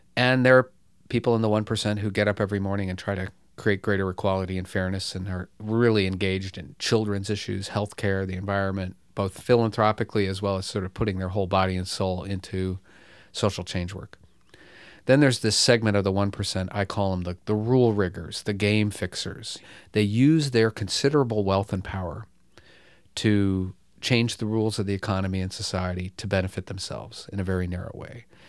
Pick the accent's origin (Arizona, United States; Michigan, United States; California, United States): Michigan, United States; Bloomfield Hills; I grew up in, uh, a privileged suburb of Detroit, Bloomfield Hills, Michigan